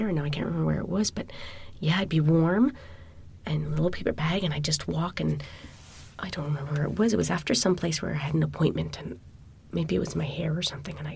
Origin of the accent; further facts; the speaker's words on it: Montreal, Quebec, Canada; I assumed it was a Montreal thing. I'm from Montreal.